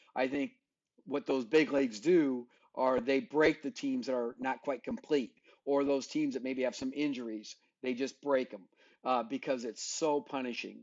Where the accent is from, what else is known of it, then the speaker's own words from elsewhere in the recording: South Dakota, United States; I grew up in South Dakota